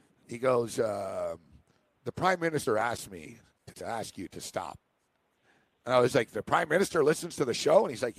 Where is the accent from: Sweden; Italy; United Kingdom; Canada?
Canada; Montreal, Quebec; Except, like I said, I'm from Montreal. I kind of know him. I know the same people.